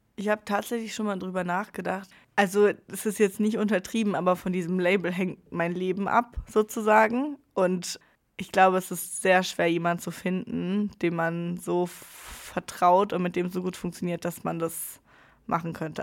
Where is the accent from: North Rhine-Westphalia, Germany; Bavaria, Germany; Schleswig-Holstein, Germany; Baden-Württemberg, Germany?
Baden-Württemberg, Germany; Freiburg; moved away as an adult; now in Pforzheim, Germany; in meiner Heimat in Freiburg